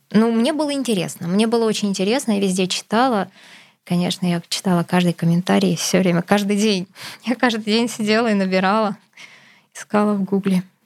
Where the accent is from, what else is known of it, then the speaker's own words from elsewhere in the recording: Krasnoyarsk Krai, Russia; Я из Красноярского края, и мы, как у всех, кто живет в Красноярском крае, все едут в Хакасию отдыхать